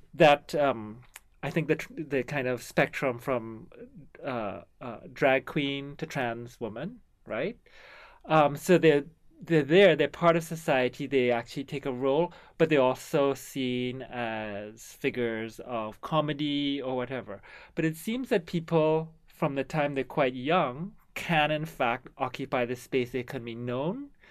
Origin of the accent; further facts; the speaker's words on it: Trinidad & Tobago; now in Canada; So I come from Trinidad